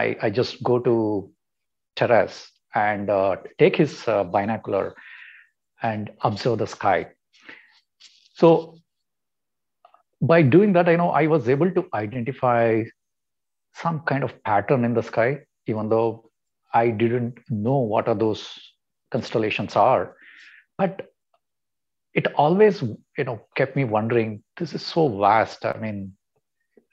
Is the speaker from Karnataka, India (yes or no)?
yes; Mysore, Karnataka, India; I was born and brought up in Mysore.